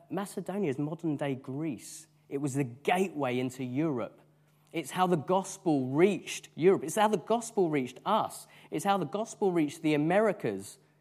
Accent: United Kingdom; because we are British

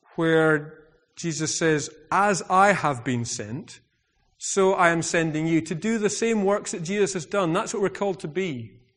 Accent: United Kingdom; I'm very British

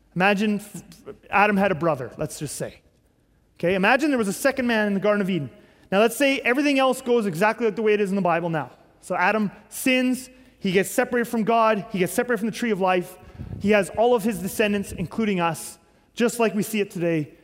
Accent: Canada; our country, Canada

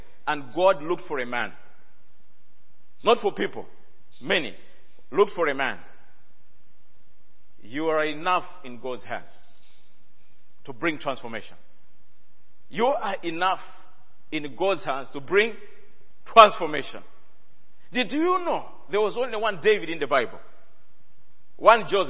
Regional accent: Malawi; I come from Malawi

